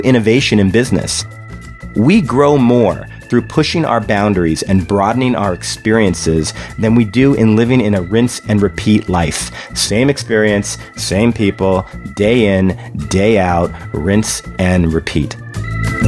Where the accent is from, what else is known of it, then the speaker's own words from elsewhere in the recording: Canada; I was born in Canada